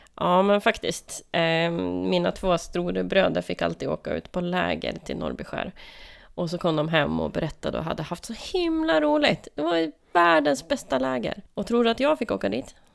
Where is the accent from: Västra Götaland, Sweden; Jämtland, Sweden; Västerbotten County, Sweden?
Västerbotten County, Sweden; Lögdeå; moved away; Lögdeå, där jag är uppvuxen